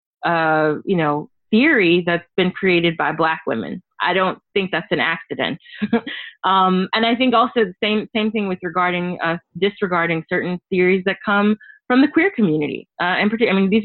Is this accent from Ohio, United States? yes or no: no; Tennessee, United States; I am a Southerner. I'm from Tennessee